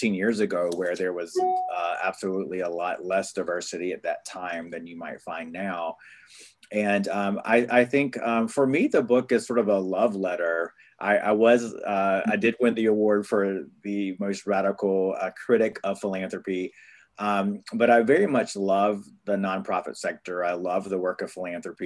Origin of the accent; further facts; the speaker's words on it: North Carolina, United States; now in Brooklyn, United States; my people, I'm from the Lummi tribe in North Carolina